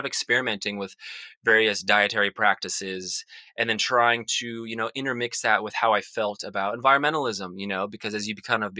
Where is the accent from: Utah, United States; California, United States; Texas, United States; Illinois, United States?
Utah, United States; Salt Lake City; I grew up in Salt Lake City, Utah, which is a very suburban area